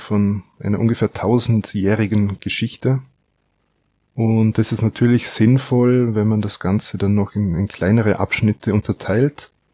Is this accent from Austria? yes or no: yes; Austria; ich komme aus Österreich